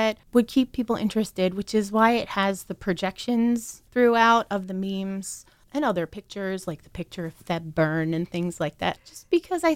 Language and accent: English; near Sunbury, Pennsylvania, United States; the Daily Item from Sunbury, Pennsylvania, which is close to where I grew up